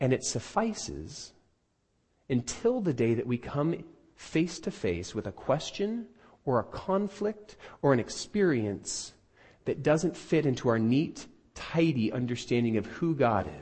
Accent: United States; I'm an American

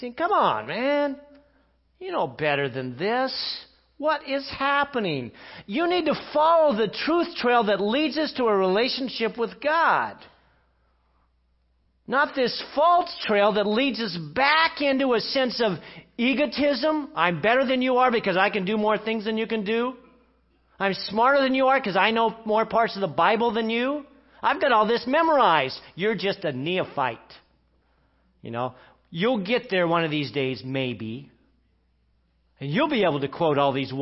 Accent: England, United Kingdom; I'm English

